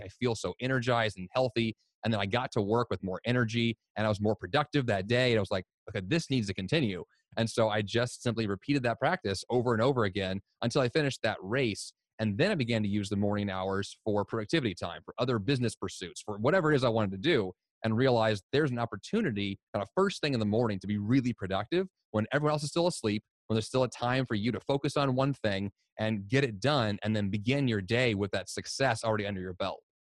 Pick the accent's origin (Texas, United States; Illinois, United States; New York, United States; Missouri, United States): Missouri, United States; Columbia; moved away as an adult; also born or lived in Boston; I grew up in Columbia, Missouri, in the United States